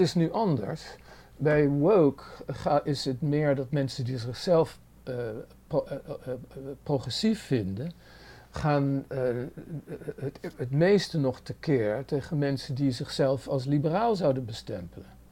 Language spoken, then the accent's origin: Dutch; Netherlands; moved away as an adult; now in New York, United States; Ik ben in Nederland helemaal opgegroeid